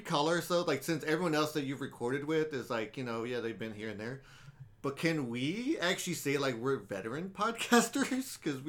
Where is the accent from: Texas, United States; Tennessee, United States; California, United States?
Texas, United States; Killeen; moved away; also born or lived in Austin, Texas; whenever they ask where I'm from, it's like, I'm just from Austin. Because you tell people Killeen, they're like, where the hell is that?